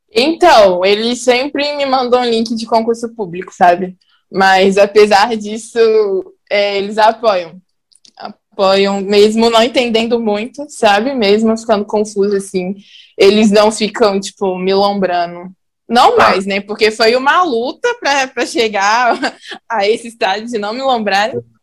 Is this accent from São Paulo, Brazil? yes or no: no; Belo Horizonte, Minas Gerais, Brazil; Eu sou da Noroeste, Pedreira Prado Lopes